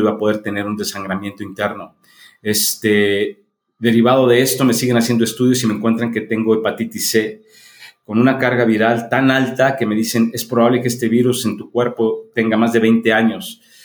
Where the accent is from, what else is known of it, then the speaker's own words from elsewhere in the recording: Mexico City, Mexico; now in León, Mexico; Yo, yo nací en la Ciudad de México, soy mexicano y ya tengo este... Eh, 40 años que vivo en León, Guanajuato